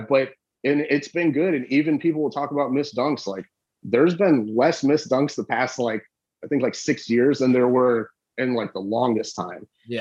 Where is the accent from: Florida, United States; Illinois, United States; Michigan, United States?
Florida, United States; Bonita Springs; I'm from Bonita Springs, Florida. We didn't have like superstar athletes down here